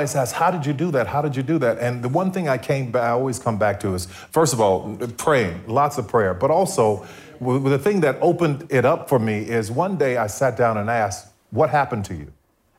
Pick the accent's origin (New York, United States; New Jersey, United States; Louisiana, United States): Louisiana, United States; New Orleans; growing up in New Orleans